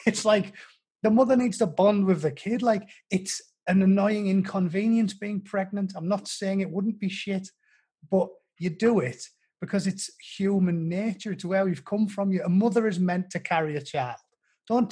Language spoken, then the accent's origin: English; United Kingdom; I'm British